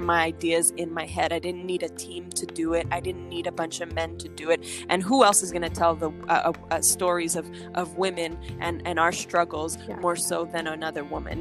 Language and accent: English; Montreal, Quebec, Canada; also born or lived in Los Angeles, United States / New York, United States; now in Miami, United States; I'm originally from Montreal, Canada. Uh, I am a French speaking artist